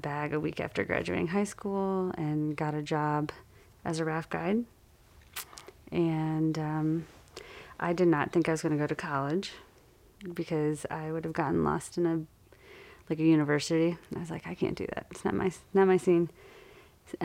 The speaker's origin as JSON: {"language": "English", "town": "Detroit", "region": "Michigan", "country": "United States", "moved": "as an adult", "lives_now": "Brevard, United States", "said": "I'm from the Detroit area originally."}